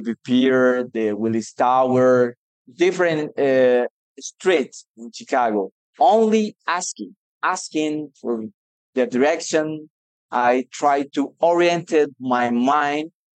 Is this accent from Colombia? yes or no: yes; Colombia; English is a second language; also born or lived in Medellín, Colombia; I'm from Colombia. I'm living in Medellin at the moment